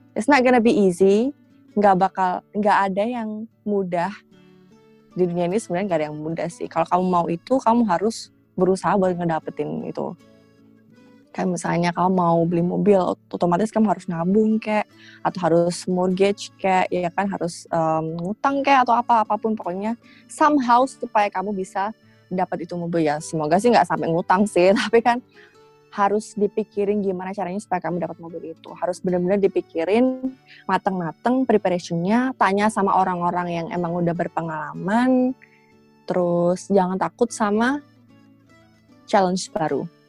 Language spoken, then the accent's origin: Indonesian; East Java, Indonesia; moved away as an adult; now in Hong Kong; aku dibesarin di Jawa Timur